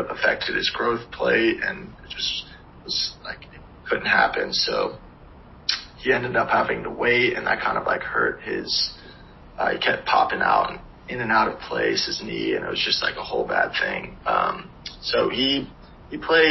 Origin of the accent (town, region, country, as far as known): Charlotte, North Carolina, United States; born or raised there